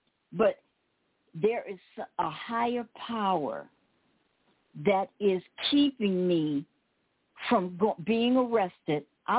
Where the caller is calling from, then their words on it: Cochise County, Arizona, United States; I'm calling you from Cochise County